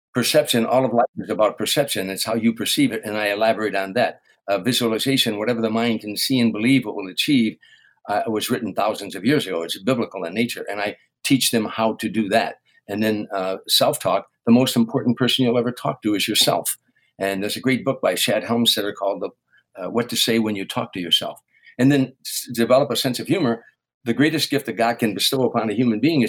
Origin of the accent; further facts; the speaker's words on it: Harvey, Illinois, United States; moved away as an adult; growing up in Harvey